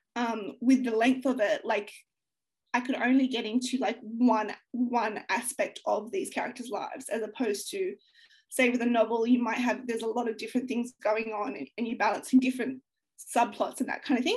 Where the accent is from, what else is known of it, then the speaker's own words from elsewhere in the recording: Australia; growing up in Australia